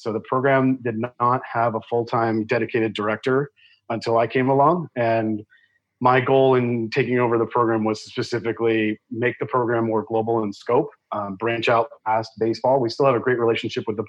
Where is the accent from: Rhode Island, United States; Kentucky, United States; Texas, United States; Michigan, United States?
Rhode Island, United States; moved away as an adult; also born or lived in Washington, D.C.; now in San Diego, United States; I'm from Rhode Island originally